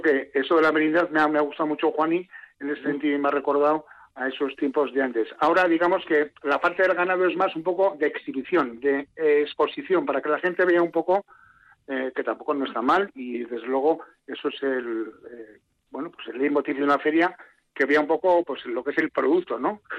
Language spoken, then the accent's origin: Spanish; Santa Cruz de Campezo, Basque Country, Spain; somos de Santa Cruz